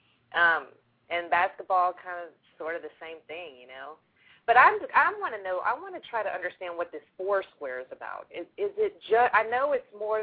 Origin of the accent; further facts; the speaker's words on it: the South, United States; I'm from the South